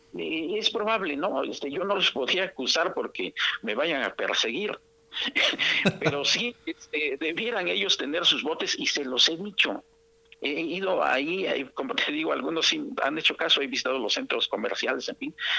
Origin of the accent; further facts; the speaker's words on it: Oaxaca, Mexico; yo viví en mi niñez allí por Montoya por la colonia Casablanca